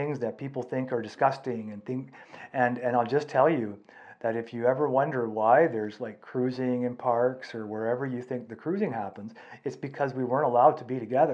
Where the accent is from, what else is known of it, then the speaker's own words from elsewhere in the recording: Canada; we're Canadian